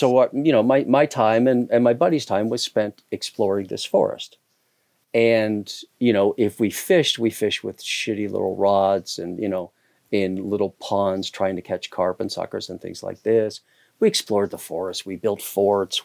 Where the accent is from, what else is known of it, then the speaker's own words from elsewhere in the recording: Hamilton, Ontario, Canada; moved away as an adult; also born or lived in Toronto / Southeast Asia / New York City; now in Catskills, New York, United States; I grew up in Canada. I grew up in a steel town, uh, called Hamilton, Ontario